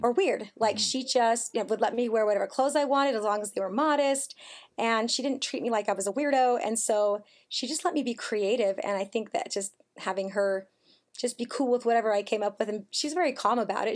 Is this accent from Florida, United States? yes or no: no; Elk Ridge, Utah, United States; also born or lived in Mississippi; we moved to Elk Ridge, Utah. It's a beautiful place. I loved growing up in Elk Ridge